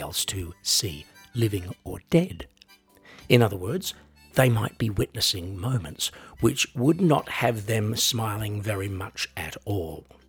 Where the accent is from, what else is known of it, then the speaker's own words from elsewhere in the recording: Australia; I am an Australian